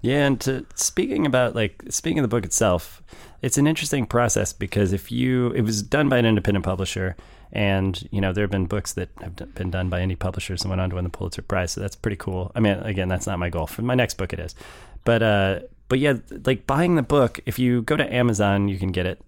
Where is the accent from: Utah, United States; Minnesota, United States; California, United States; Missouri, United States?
Missouri, United States; St. Louis; Being from Saint Louis